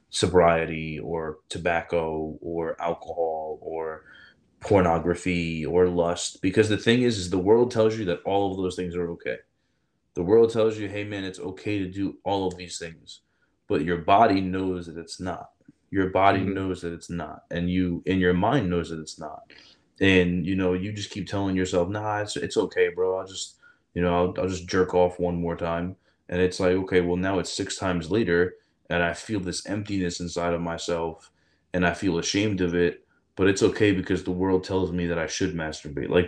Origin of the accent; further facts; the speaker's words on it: Chicago, Illinois, United States; I'm a doctor, and I grew up in Chicago in the inner city, and I had nothing